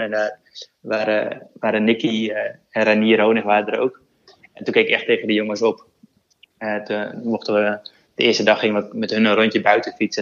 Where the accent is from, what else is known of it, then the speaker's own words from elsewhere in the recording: Netherlands; als Nederlander